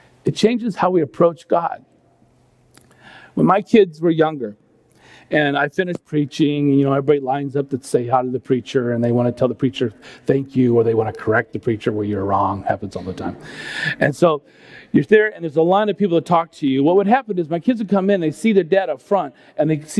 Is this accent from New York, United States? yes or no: no; California, United States; I grew up in California